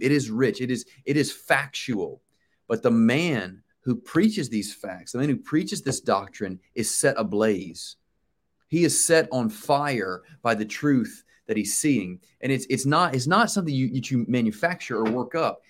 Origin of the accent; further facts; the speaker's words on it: Charlotte, North Carolina, United States; now in Wichita, Kansas, United States; born and raised in Charlotte, North Carolina